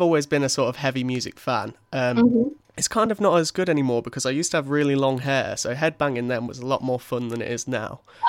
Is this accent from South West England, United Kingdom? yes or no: no; Leicester, East Midlands, United Kingdom; also born or lived in Birmingham; I love being in Birmingham, but I also love being at home in Leicester